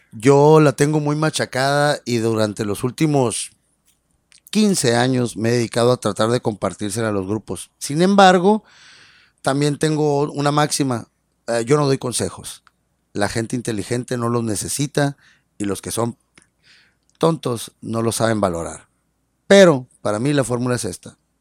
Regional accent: Ciudad Obregón, Sonora, Mexico; now in Mexicali, Mexico; yo no soy de Mexicali, yo soy de, Ciudad Obregón, en Sonora, y orgulloso de serlo además. Y, y, entonces cuando yo llegué aquí a Mexicali

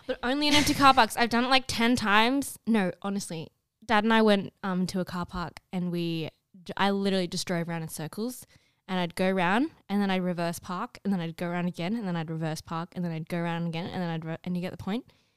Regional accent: Australia; I'm Australian

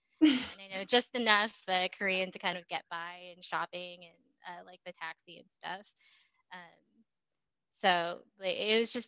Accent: Indonesia; born there; I grew up overseas. I didn't really live in the United States until about 2005. But before that, so I was born in Indonesia.

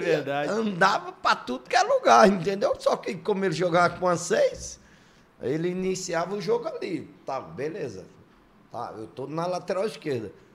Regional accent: Mossoró, Rio Grande do Norte, Brazil; Eu também sou lá do Nordeste, sou lá de Mossoró, Rio Grande do Norte.

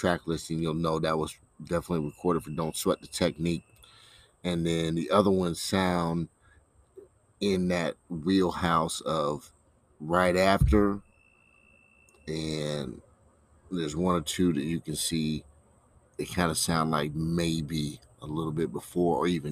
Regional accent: Columbia, Missouri, United States; I'm from the Midwest, Columbia, Missouri, smack dab in the heart of the country

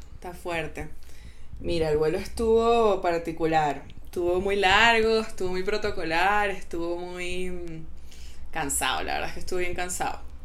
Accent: Venezuela; moved away as an adult; also born or lived in Mexico; soy venezolana, pero no tengo ni sangre venezolana ni papeles venezolanos

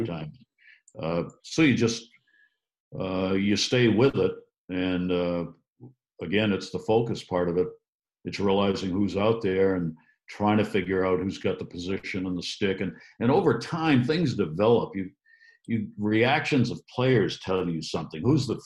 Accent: Maine, United States; growing up in Maine

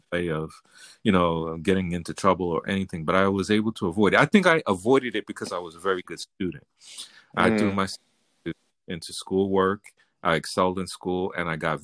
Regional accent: New York City, New York, United States; I grew up in the hood. I grew up in the South Bronx

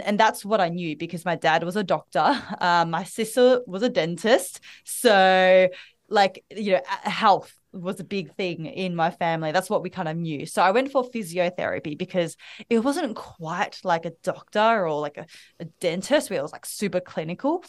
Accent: Melbourne, Victoria, Australia; accent: Australian; now in Bali, Indonesia; I am the daughter of immigrant parents. I was born and raised in Melbourne, Australia.

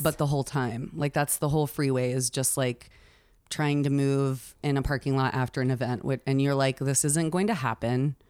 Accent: Oklahoma, United States; moved away; I'm from Oklahoma

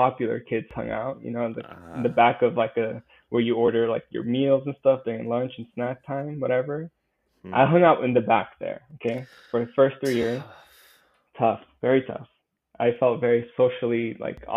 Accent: Brazil; moved away; also born or lived in United States / Buena Park, California; So I was born in America, but I actually grew up in Brazil for about 8 to 9 years.

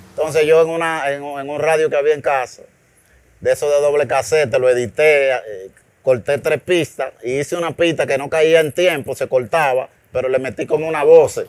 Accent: Santo Domingo, Distrito Nacional, Dominican Republic; also born or lived in Bonao; me fui a la edad de tres años, me trajeron a la capital.

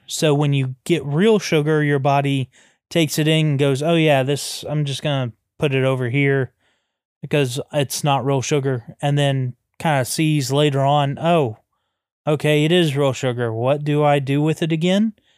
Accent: the South, United States; we come from the South

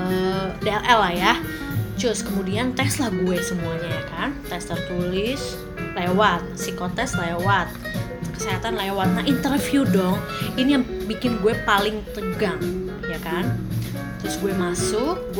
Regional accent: Bandung, West Java, Indonesia; kamu asalnya dari mana dari Bandung oh dari Bandung

